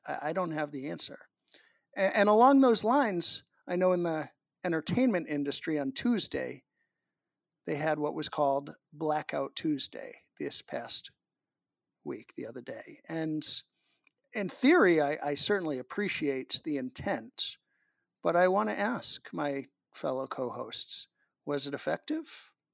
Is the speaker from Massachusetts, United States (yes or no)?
yes; Massachusetts, United States; Massachusetts, my home state